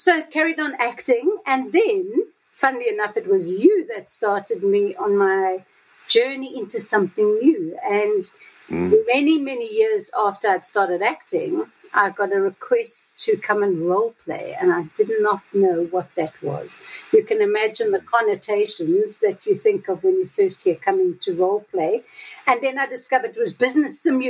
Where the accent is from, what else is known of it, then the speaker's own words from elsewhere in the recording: South Africa; also born or lived in Johannesburg; I'm from South Africa with the whole apartheid history